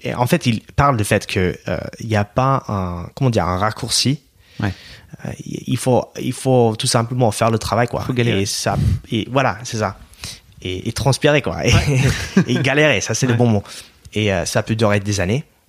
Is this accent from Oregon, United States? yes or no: yes; Oregon, United States; French is a second language; moved away as an adult; now in France; Moi, je viens de l'État d'Oregon, hmm. ok, juste au nord de la Californie, dans la côte ouest.